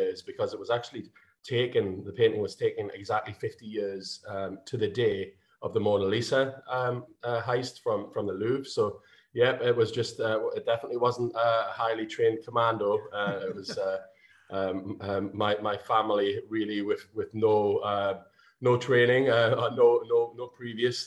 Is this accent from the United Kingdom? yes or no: yes; North Shields, North East England, United Kingdom; my hometown, which is North Shields